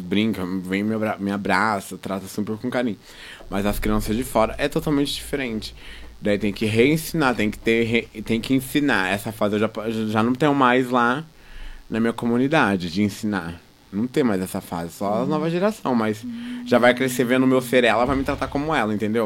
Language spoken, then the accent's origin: Portuguese; Londrina, Paraná, Brazil; eu sou da Brataque